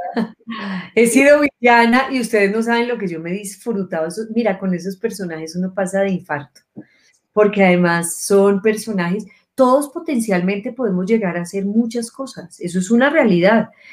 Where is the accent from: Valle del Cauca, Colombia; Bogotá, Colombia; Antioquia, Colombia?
Antioquia, Colombia; Medellín; moved away; Nací en Medellín hace muchos años.